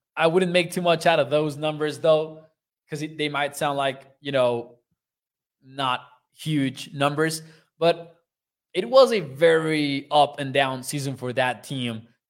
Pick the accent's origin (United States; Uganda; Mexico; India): Mexico; born or raised there